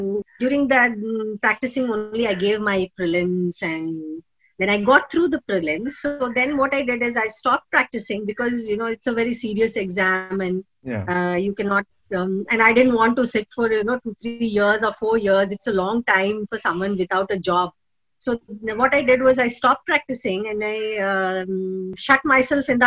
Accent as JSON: {"language": "English", "region": "Karnataka", "country": "India", "tie": "born or raised there", "also_born_or_lived": "Shimoga / Mysore / Bangalore", "moved": "yes", "said": "I'm originally from Karnataka. I was born in this district called Shimoga"}